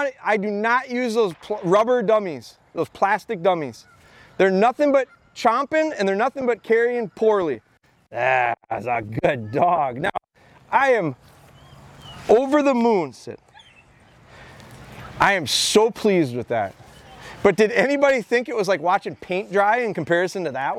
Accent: Midwest, United States; I'm from the Midwest

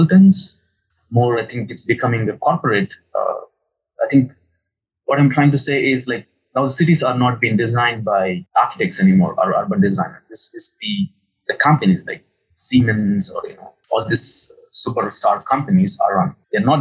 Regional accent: Hyderabad, Telangana, India; I come from Hyderabad. which is my city

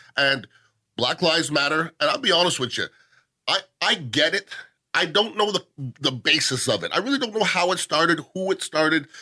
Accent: Canada; now in United States; I'm Canadian

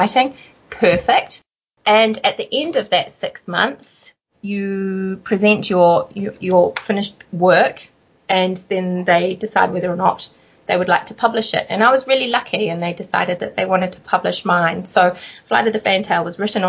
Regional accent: New Zealand

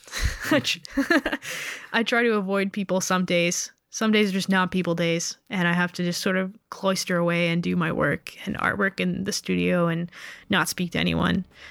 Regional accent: Canada; Being born Canadian

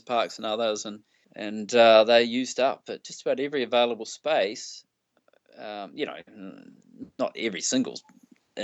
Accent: New Zealand; I come from New Zealand. You know, our biggest city's got 1.5 million.

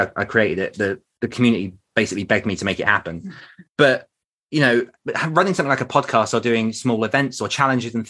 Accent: United Kingdom; being British

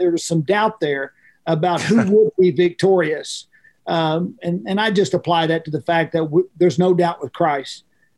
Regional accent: Oklahoma, United States; I grew up in farm and ranch life. That's how I grew up as a kid.

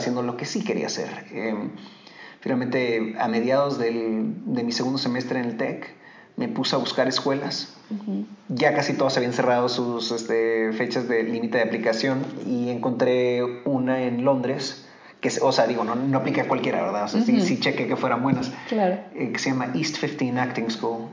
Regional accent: Mexico; moved away as an adult; also born or lived in Germany / England; yo era mexicano

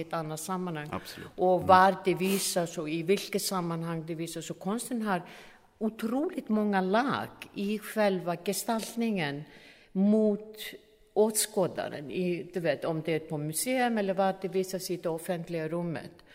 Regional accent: Iceland; jag är från Island

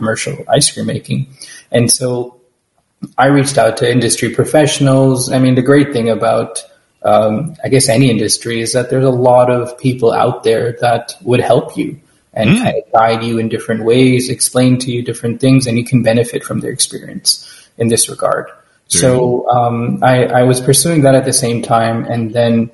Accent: New York, United States; I grew up in New York, so I also have an emotional connection to pizza

